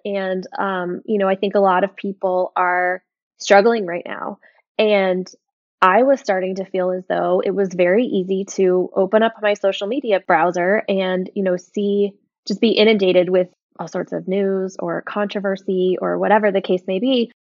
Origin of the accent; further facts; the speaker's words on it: Ocala, Florida, United States; moved away as an adult; also born or lived in Nashville / Montana; we moved back to my hometown, um, our hometown, I should say, of Ocala, Florida